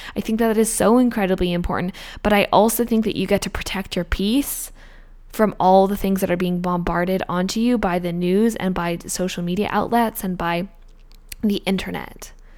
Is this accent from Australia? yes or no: yes; Australia; now in Canada; I'm an Australian citizen.